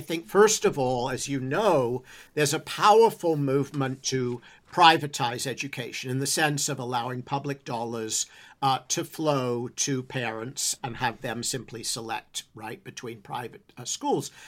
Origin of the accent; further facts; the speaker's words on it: England, United Kingdom; moved away as an adult; I grew up in England